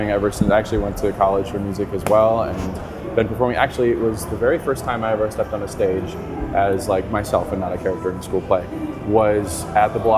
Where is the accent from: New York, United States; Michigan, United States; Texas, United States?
New York, United States; Rochester; now in Las Vegas, United States; See where I grew up, it was also unpredictable because I grew up in Rochester, New York, which sometimes it would snow on my birthday and sometimes it would be beautiful and sunny.